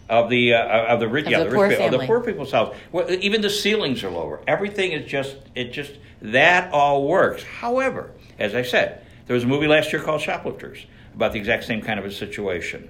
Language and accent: English; Buffalo, New York, United States; I was from Buffalo